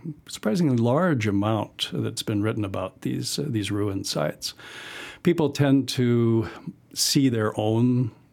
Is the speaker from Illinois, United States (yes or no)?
no; Solana Beach, California, United States; moved away as an adult; also born or lived in Idaho panhandle; I'm from North San Diego County, Solana Beach